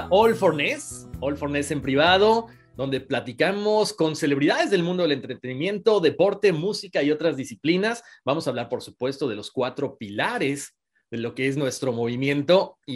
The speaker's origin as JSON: {"language": "Spanish", "country": "Mexico", "said": "como mexicano, como latinos en este país, como latinos en el mundo, nos llenó de orgullo"}